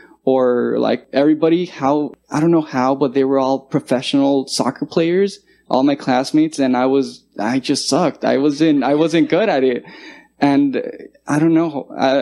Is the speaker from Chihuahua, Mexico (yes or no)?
no; Guadalajara, Jalisco, Mexico; also born or lived in California; now in United States; I was born in California, and I lived there till I was 6 years old. And I was 6 years old, I moved to Mexico to a city called Guadalajara, Jalisco. So when I got there, the only language I knew was English.